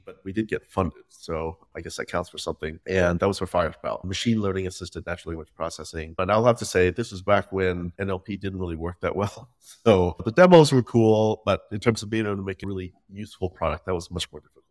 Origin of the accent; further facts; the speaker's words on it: Midwest, United States; first language Vietnamese; English is a second language; also born or lived in Vietnam; growing up in the Midwest